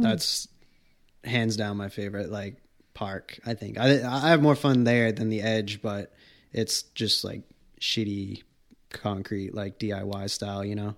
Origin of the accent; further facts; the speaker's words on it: Wareham, Massachusetts, United States; I came from Wareham